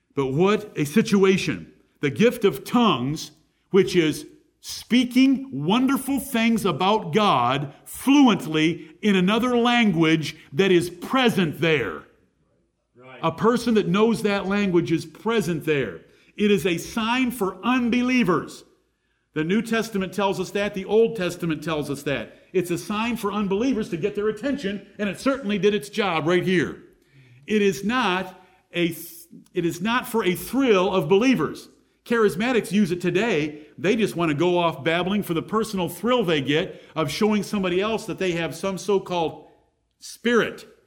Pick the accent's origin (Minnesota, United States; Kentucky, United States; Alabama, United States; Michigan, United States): Michigan, United States; moved away; the state of Michigan where I came from